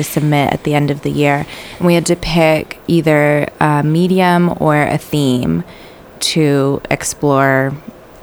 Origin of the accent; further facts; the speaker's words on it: Greensboro, North Carolina, United States; I grew up in Greensboro